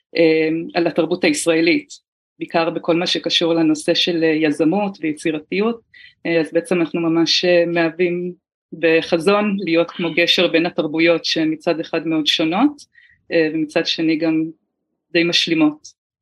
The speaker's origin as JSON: {"language": "Hebrew", "town": "Haifa", "region": "Haifa District", "country": "Israel", "tie": "born or raised there", "moved": "as an adult", "lives_now": "New Taipei, Taiwan", "said": "גדלתי בארץ, בחיפה"}